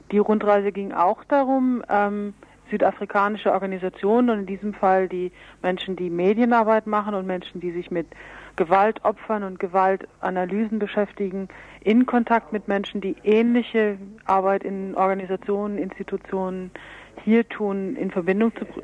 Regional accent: Berlin, Germany; Ich komme aus Berlin vom Weltfriedensdienst

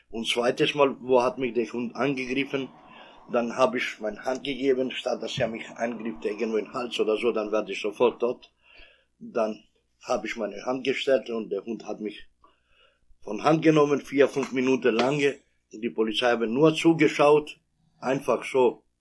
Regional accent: Kosovo; German is a second language; now in Germany; ich komme aus, äh, aus dem Kosovo. Äh, bin ich hier äh, in Deutschland seit 28 Jahren.

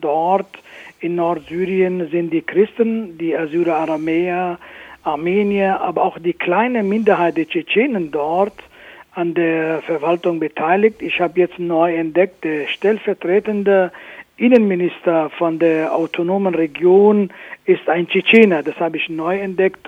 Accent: Afrin, Aleppo Governorate, Syria; now in Germany; Afrin, wo ich geboren bin, wo, wo meine Mutter noch lebt

